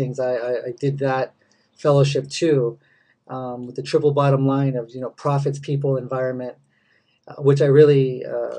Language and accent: English; Los Angeles, California, United States; also born or lived in SF Bay Area / Japan; now in Salinas, United States; I'm from Los Angeles originally